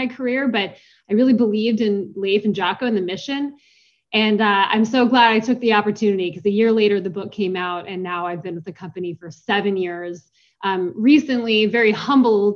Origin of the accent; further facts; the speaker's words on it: Seattle, Washington, United States; moved away as an adult; also born or lived in Los Angeles, California; I grew up in Seattle, Washington